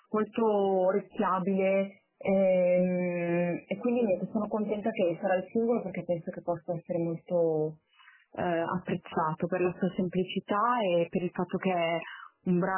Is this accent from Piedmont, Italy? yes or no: no; Milan, Lombardy, Italy; sono di Milano